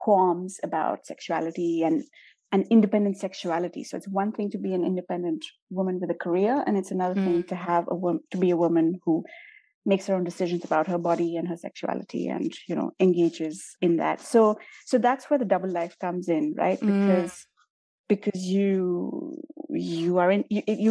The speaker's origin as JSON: {"language": "English", "country": "India", "tie": "born or raised there", "said": "I'm Indian and I grew up in India"}